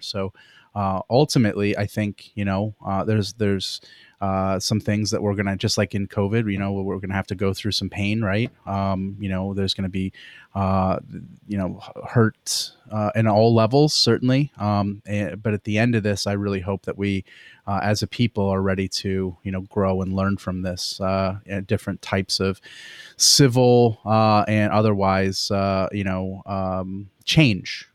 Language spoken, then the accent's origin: English; Pennsylvania, United States; I grew up in Pennsylvania